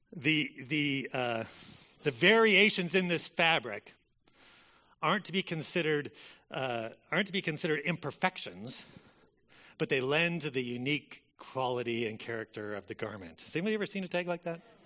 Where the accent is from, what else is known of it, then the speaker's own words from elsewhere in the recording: Corvallis, Oregon, United States; I grew up in Corvallis